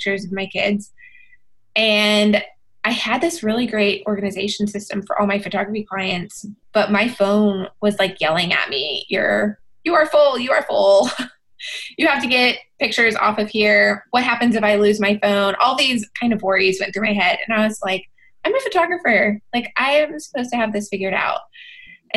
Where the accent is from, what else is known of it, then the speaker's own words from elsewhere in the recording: Texas, United States; born and bred in Texas